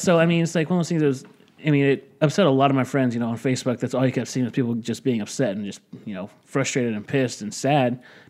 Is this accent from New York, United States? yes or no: no; Hawthorne, California, United States; I grew up in Hawthorne